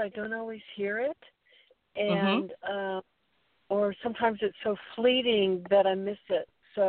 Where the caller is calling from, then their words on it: Central Coast, California, United States; I'm calling from Central Coast, California.